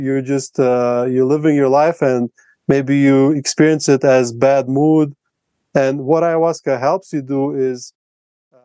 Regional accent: Latvia; first language Russian; English is a second language; now in Colombia; my native language is Russian, in Latvia we speak both Russian and Latvian

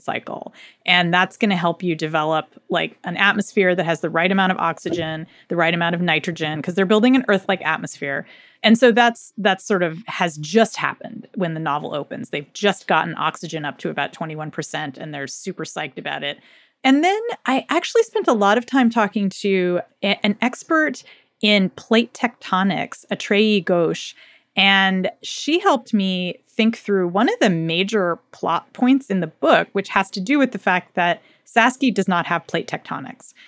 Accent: United States; I grew up in the United States

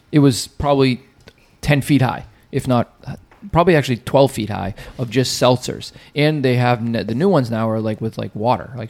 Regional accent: Revere, Massachusetts, United States; moved away as an adult; now in Florida, United States; we're at my house that I grew up in Revere.

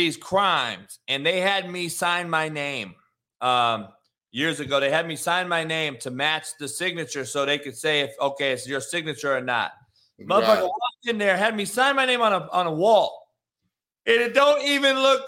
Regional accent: West Coast, United States; I was a West Coast guy

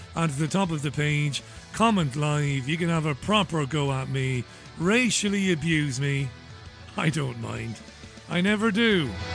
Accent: Ireland; moved away; I was born and reared in God's country, that would be Ireland

